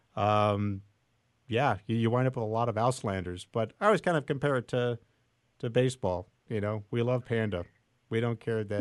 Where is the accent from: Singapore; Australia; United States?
United States; San Francisco, California; I grew up in San Francisco racing on the Bay